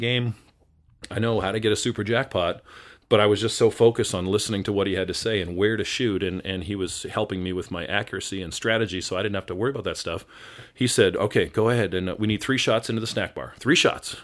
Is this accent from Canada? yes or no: yes; Winnipeg, Manitoba, Canada; moved away as an adult; now in Seattle, United States; by the time I was nine, we were back in Winnipeg. And so I kinda consider that to be my home where I spent my formative years until I graduated high school